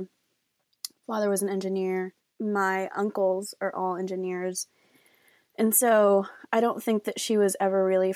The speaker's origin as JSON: {"language": "English", "town": "Austin", "region": "Texas", "country": "United States", "tie": "born or raised there", "also_born_or_lived": "Mexico", "said": "And I am from Austin, Texas."}